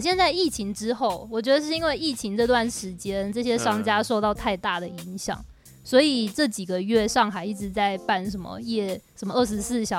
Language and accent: Chinese; Tainan, Taiwan; 我是台南人呢